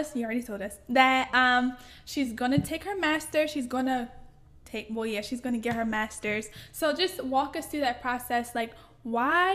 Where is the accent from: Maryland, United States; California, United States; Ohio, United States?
Maryland, United States; moved away as an adult; now in Reading, United States; I came from Maryland